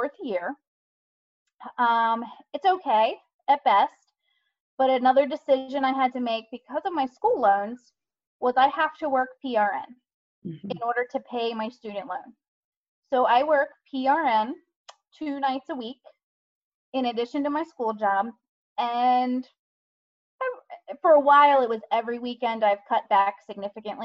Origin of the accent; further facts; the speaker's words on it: hometown near Towson University, Maryland, United States; Decided to go get a second bachelor's at Towson University here locally